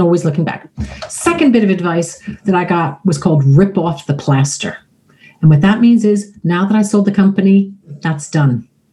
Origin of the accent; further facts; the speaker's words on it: United States; also born or lived in Florida; now in United Kingdom; I am American